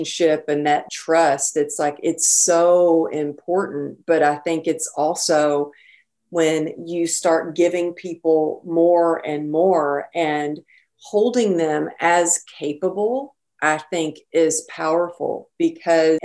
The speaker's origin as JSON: {"language": "English", "region": "Texas", "country": "United States", "tie": "born or raised there", "moved": "yes", "lives_now": "California, United States", "said": "growing up in Texas"}